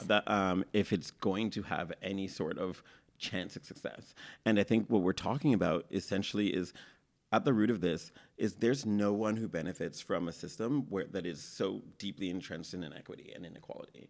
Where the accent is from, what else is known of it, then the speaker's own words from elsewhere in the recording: Toronto, Ontario, Canada; growing up in Toronto